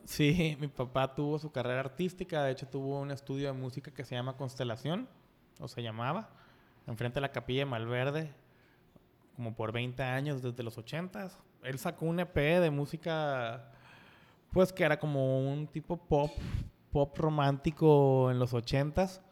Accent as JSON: {"language": "Spanish", "town": "Culiacán", "region": "Sinaloa", "country": "Mexico", "also_born_or_lived": "Vancouver, Canada / Montreal, Canada", "moved": "as an adult", "lives_now": "Mexico City, Mexico", "said": "soy de Culiacán y también canadiense, de Vancouver"}